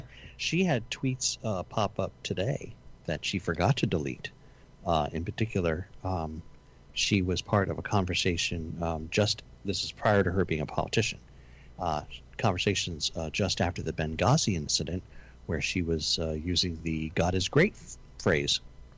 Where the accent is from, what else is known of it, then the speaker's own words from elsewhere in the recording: Italy; But I'm from Italy.